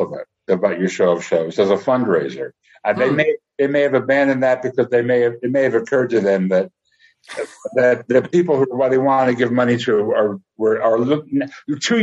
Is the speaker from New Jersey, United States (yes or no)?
no; New York, United States; I was another Jew from New York